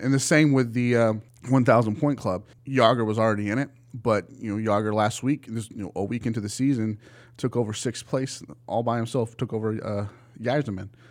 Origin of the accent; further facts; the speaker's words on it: Dallas, Texas, United States; moved away; also born or lived in Colorado / Seattle, Washington; I grew up here in the Dallas area